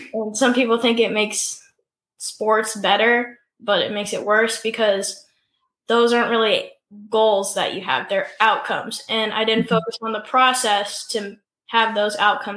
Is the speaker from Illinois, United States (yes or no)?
yes; Illinois, United States; So I'm from Illinois. I'm 13 years old.